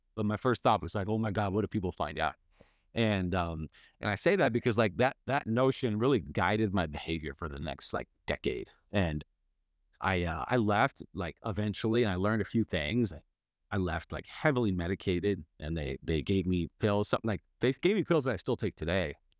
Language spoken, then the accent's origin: English; Bay Area, California, United States; I grew up in the Bay Area